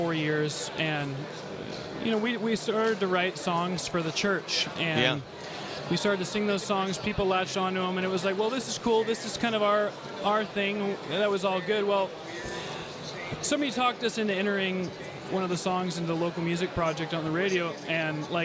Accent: Puyallup, Washington, United States; I'm from Puyallup, Washington

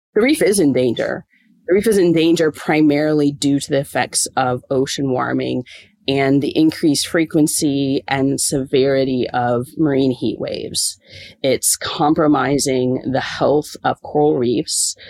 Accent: Springfield, Illinois, United States; moved away as an adult; now in Townsville, Australia; I actually grew up in the middle of a cornfield in the Midwest of the United States, in just outside of Springfield, Illinois

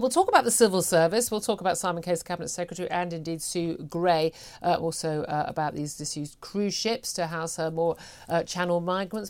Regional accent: United Kingdom; we're British

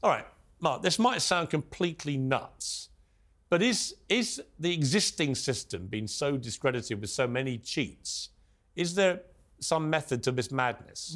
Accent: United Kingdom; as a Brit

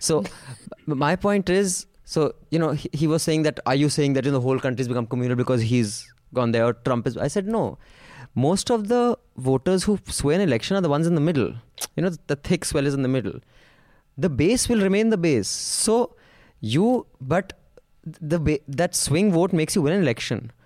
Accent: Queensland, Australia; I am from Queensland, Australia, where there is a Great Barrier Reef.

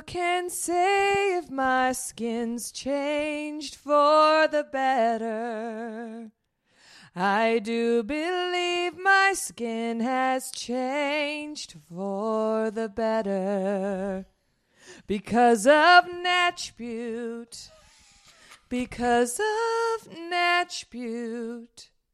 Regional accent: Dallas, Texas, United States; I grew up in Dallas

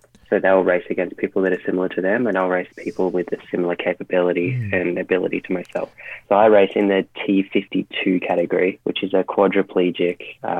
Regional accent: Victoria, Australia; We did quite a lot of isolation here in Australia, and especially in Victoria, my home state.

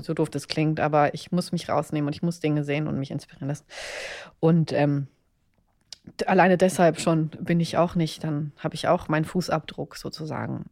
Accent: Berlin, Germany; ich komme aus Berlin

